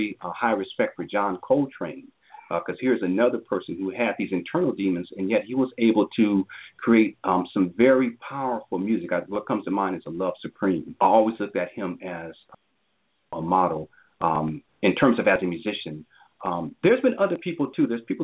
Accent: San Diego, California, United States; I grew up in Southern California in San Diego, which was about 2 hours south of Los Angeles.

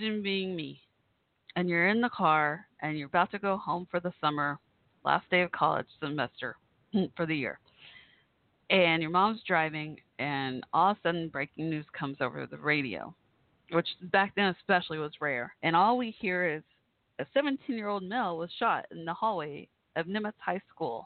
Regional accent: Irving, Texas, United States; moved away; also born or lived in Waco, Texas; I'm from Irving, Texas. When I grew up there, I grew up from like sixth grade on

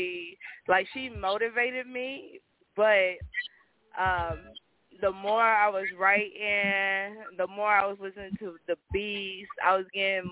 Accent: Indianapolis, Indiana, United States; now in Atlanta, United States; I am from Indianapolis, but I stay in the ATL

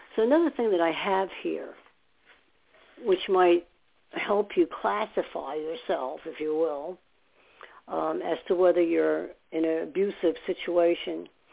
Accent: New York City, New York, United States; also born or lived in Staten Island; now in New Jersey, United States; I lived in Staten Island for some years, and I was born in New York

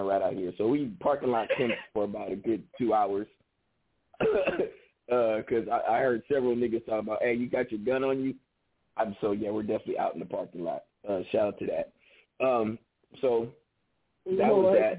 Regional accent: the Bay Area, California, United States; I'm from the Bay

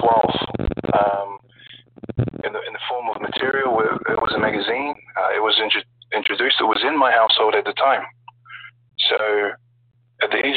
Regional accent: New Zealand; also born or lived in Samoa (heritage); now in Brisbane, Australia; I'm currently living in Brisbane, Australia. I was born in New Zealand. I'm of Samoan heritage, so both my parents are Samoan

